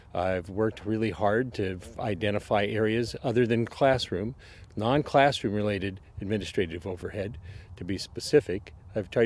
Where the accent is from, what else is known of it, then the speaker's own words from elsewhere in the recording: Anchorage, Alaska, United States; I was born here in Anchorage.